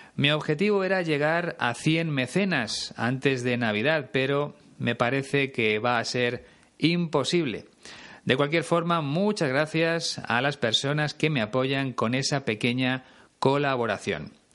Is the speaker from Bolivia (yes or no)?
no; Spain